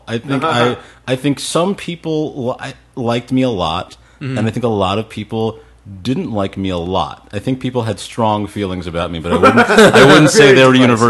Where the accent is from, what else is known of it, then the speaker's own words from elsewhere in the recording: Los Angeles, California, United States; I grew up here in Los Angeles.